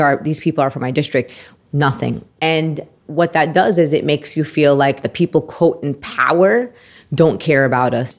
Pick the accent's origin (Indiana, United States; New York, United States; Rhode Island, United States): New York, United States; New York City; I am a Palestinian Muslim American community organizer born and raised in Brooklyn, New York.